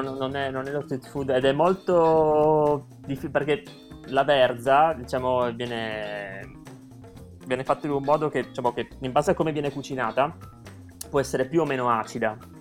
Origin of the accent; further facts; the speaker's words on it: Trieste, Friuli-Venezia Giulia, Italy; moved away as an adult; also born or lived in Wrocław, Poland; now in Warsaw, Poland; io sono di Trieste